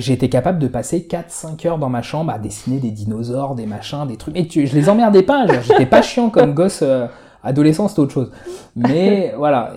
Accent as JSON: {"language": "French", "town": "Palaiseau", "region": "Île-de-France", "country": "France", "said": "chez moi à Palaiso"}